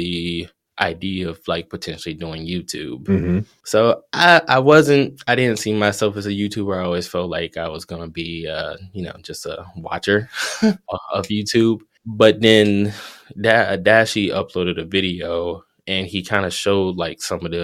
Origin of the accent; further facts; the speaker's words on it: Detroit, Michigan, United States; Detroit, which is where I'm from